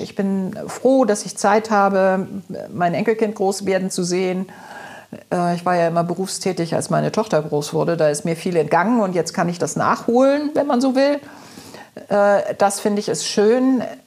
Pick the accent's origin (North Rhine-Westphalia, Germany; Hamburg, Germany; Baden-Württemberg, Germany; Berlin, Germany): Hamburg, Germany; Ich bin auch im Alstertal groß geworden